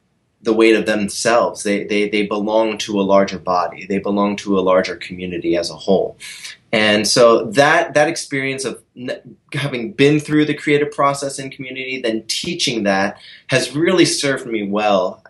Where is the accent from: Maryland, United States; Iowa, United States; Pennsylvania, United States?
Maryland, United States; Columbia; in Columbia, Maryland, my hometown